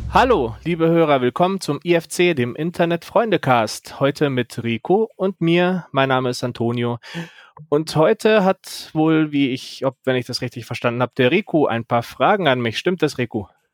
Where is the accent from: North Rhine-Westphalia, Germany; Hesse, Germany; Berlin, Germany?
Berlin, Germany; now in Munich, Germany; ich bin ja eigentlich Berliner